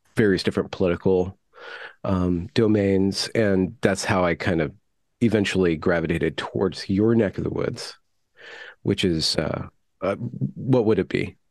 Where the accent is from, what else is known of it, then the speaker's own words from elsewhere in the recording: United States; as an American growing up